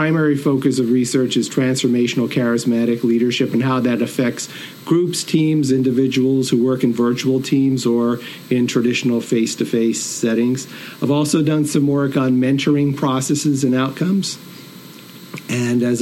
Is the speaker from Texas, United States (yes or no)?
no; Northeastern Pennsylvania, United States; also born or lived in Binghamton, New York; I'm originally from Northeastern PA